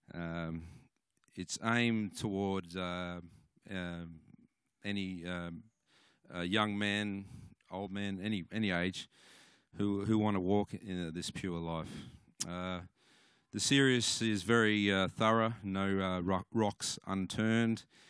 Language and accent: English; Cooma, New South Wales, Australia; I come from Cooma